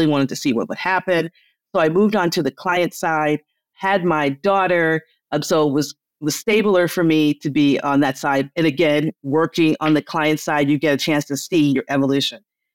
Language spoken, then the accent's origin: English; Detroit, Michigan, United States; I'm from the Motor City.